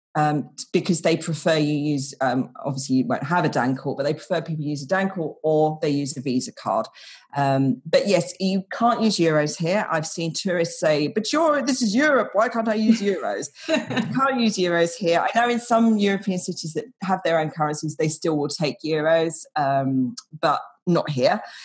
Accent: United Kingdom; now in Denmark; I'm British

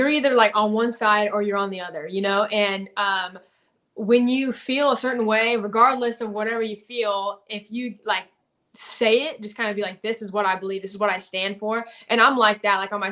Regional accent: about 30 minutes from Houston, Texas, United States; also born or lived in Nashville; I'm out here in Texas. I kind of split time between Texas and Nashville, just kind of doing the music thing. My family's in Texas, like I would say probably like 30 minutes from Houston

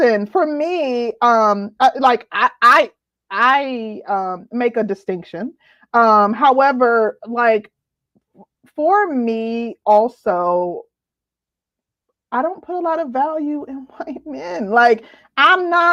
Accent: Midwest, United States; I'm from the Midwest

